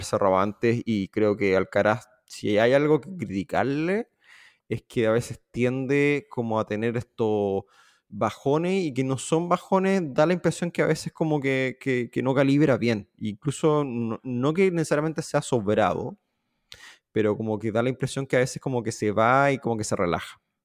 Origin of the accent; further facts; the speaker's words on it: Chile; siendo chileno